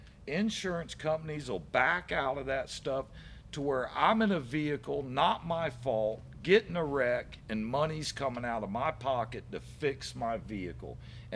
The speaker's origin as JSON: {"language": "English", "town": "Brandon", "country": "United States", "tie": "born or raised there", "said": "I can tell you, I do not regret whatsoever growing up in Brandon."}